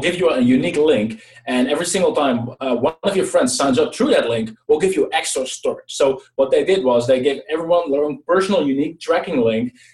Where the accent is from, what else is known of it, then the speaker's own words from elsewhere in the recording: Netherlands; I'm from the Netherlands